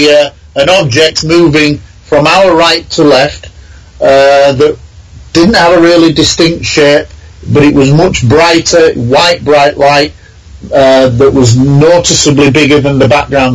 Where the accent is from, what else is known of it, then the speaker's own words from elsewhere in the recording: Scunthorpe, Yorkshire and the Humber, United Kingdom; my hometown of Scunthorpe in Lincolnshire